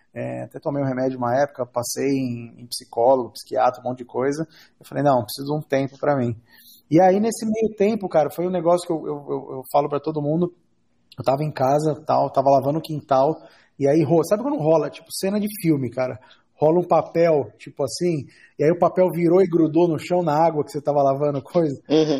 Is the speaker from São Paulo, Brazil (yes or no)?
yes; São Paulo, Brazil; eu sou nascido e criado na Zona Leste de São Paulo